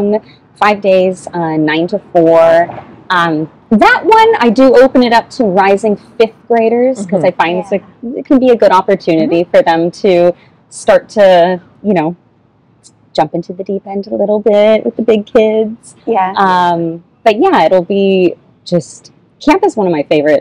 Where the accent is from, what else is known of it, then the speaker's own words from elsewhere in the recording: Lakeland, Florida, United States; I grew up here in Lakeland